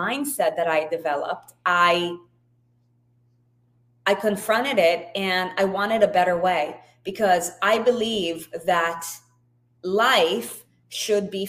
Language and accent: English; Israel; I was born and raised in Israel